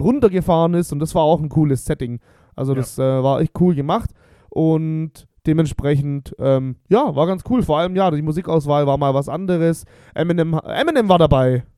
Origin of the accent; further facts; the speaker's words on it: Bosnia & Herzegovina; now in Germany; mein Heimatland Bosnien.